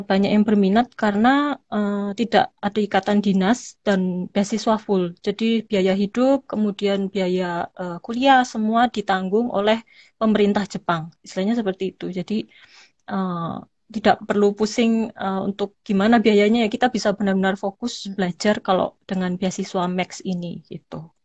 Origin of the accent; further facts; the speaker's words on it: Malang, East Java, Indonesia; now in Kyoto, Japan; jadi di paspor semua … tuh saya dari Malang